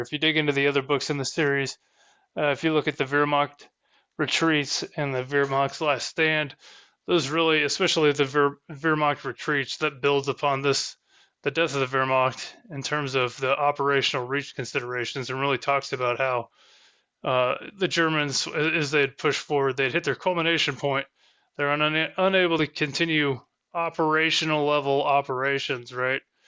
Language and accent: English; Southern Indiana, United States; accent: Southern Indiana English; I'm from Southern Indiana, and I speak Southern Indiana English